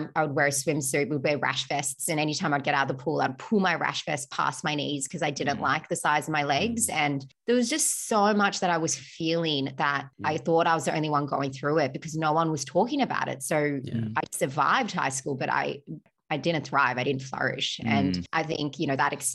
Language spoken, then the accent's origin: English; Australia; also born or lived in Melbourne; I'm Australian. I'm proud to be Australian.